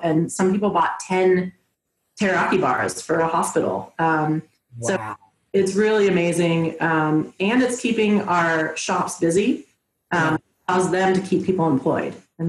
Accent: San Francisco Bay Area, California, United States; now in Colorado, United States; Or no, I'm from San Francisco Bay Area originally.

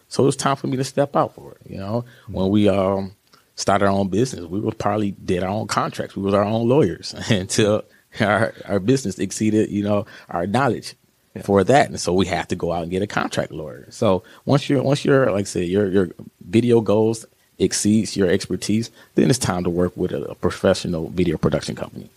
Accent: Joliet, Illinois, United States; also born or lived in Hollywood, California / Carbondale, Illinois; I'm from the Chicago area out of Joliet.

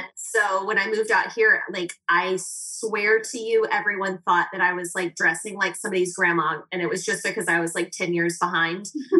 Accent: Birmingham, Alabama, United States; I'm always like, but I'm from the South. So it's okay. I don't eat like that.

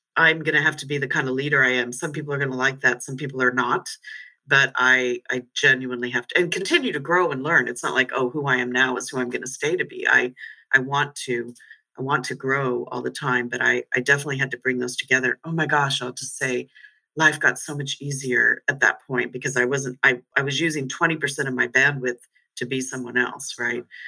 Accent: United States; moved away as an adult; also born or lived in London; I'm no longer purely American. I'm certainly not British um, or European

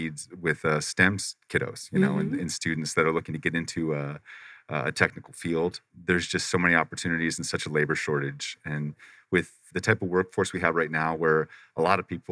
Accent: Paradise Valley, Arizona, United States; moved away; also born or lived in Pacific Northwest; I was raised in Arizona. I was raised over by Paradise Valley

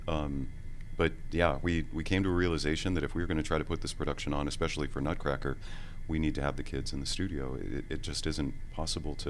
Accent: Seattle, Washington, United States; also born or lived in Pennsylvania; now in Atlanta, United States; I'm originally a, uh, a Seattle native. Um, I uh, was born there, and uh, I attended a ballet school there named the Cornish Institute

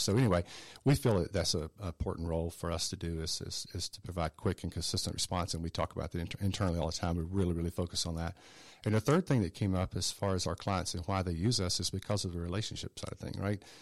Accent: South Georgia, United States; also born or lived in Atlanta; I grew up in South Georgia. Uh, so I'm a native Georgian. I'm not native to Atlanta. I moved here in nineteen eighty-eight

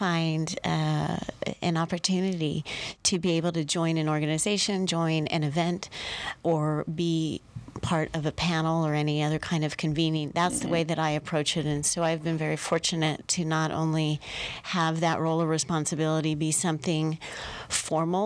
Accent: Tempe, Arizona, United States; now in Tucson, United States; My brother and I actually grew up, though, in the Tempe area

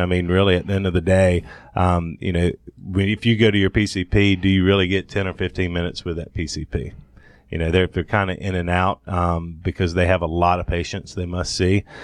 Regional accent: Thomasville, Georgia, United States; moved away as an adult; also born or lived in Athens, Georgia; now in Atlanta, United States; born and raised in Thomasville, Georgia

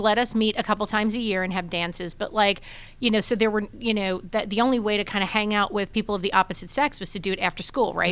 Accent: New York City, New York, United States; moved away as an adult; now in Atlanta, United States; born and raised in Brooklyn, New York, in a big, crazy Italian family

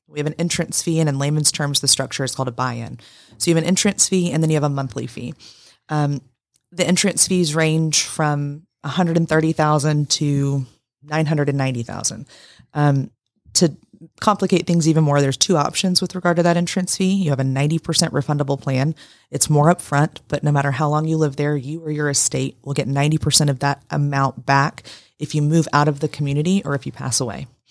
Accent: Woodstock, Georgia, United States; now in Rome, United States; I'm from Woodstock, Canton

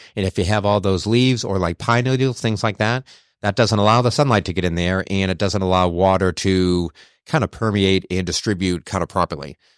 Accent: Boston, Massachusetts, United States; moved away as an adult; also born or lived in Charlotte; born and bred in New England, actually in Boston. So my first thirty years there

